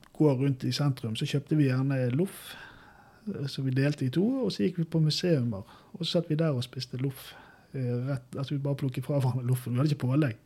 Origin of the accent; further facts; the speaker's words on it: Bergen, Vestland, Norway; moved away as an adult; now in Brumunddal, Norway; jeg vokste opp da med, i Bergen